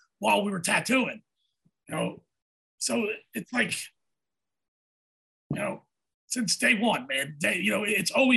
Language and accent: English; Atlantic City, New Jersey, United States; also born or lived in Philadelphia; I'm from like South Jersey. I'm from Atlantic City, Philadelphia area.